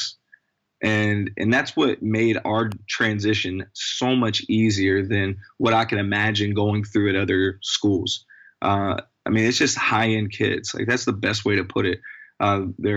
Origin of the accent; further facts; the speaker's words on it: the mountains of Virginia, United States; moved away as an adult; now in California, United States; I'm from the mountains of Virginia